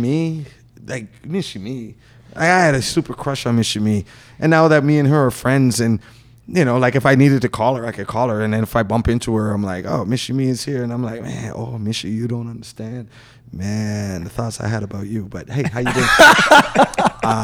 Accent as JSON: {"language": "English", "town": "Toronto", "region": "Ontario", "country": "Canada", "tie": "born or raised there", "said": "I grew up in Markham Road"}